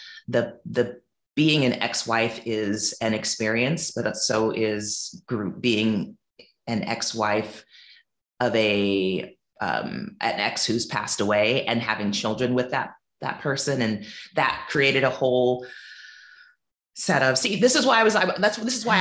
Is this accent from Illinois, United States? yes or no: no; Silicon Valley, California, United States; moved away as an adult; also born or lived in New Orleans, Louisiana; now in Montego Bay, Jamaica; was raised in predominantly white spaces in what is now the Silicon Valley in California, and went to Christian private schools, which were white, the majority of my childhood